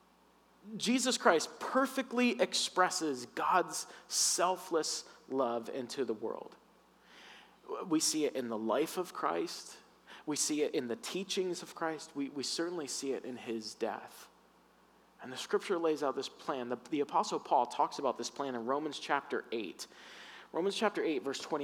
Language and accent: English; Florida, United States; I grew up in the South in Florida